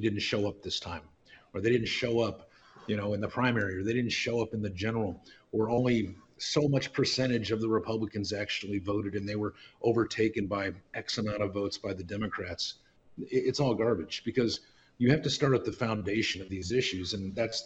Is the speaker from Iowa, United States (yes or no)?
no; Lodi, California, United States; now in Reno, United States; I'm from Lodi, live in Reno, been in Reno on and off since 95